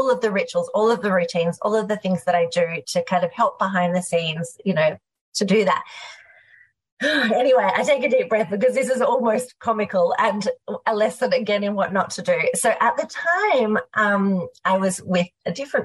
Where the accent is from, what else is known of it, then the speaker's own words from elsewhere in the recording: Australia; We had what was in Australia unceremoniously called veggie English at school.